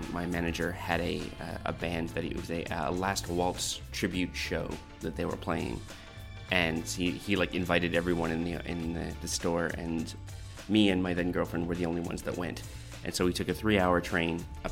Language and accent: English; Canada; moved away; also born or lived in Massey, Ontario; I grew up in Canada